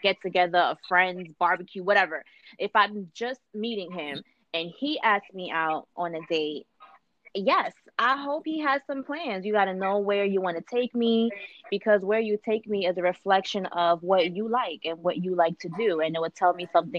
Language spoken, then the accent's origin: English; New York, United States; now in Los Angeles County, United States; Born and raised in New York, but I'm out here in LA County